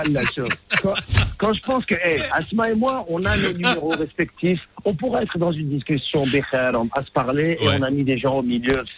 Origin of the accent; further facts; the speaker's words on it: Morocco; moved away; je suis marocain